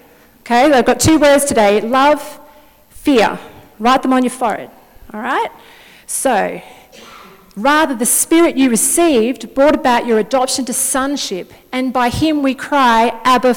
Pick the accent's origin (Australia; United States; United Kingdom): Australia; Wodonga, Victoria; I'm originally from Wodonga up till 10 years ago